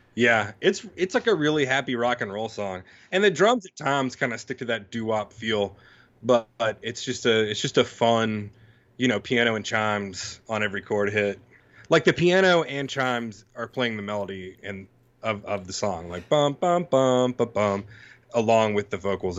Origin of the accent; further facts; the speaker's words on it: Mississippi, United States; I'm from Mississippi